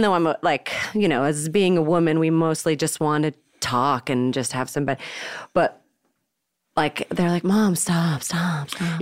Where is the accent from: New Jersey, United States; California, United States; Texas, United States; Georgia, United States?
California, United States; Marin County; We grew up in Marin County